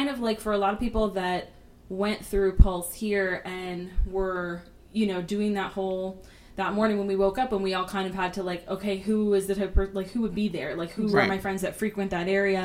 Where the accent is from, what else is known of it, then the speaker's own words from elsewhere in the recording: United States; as an American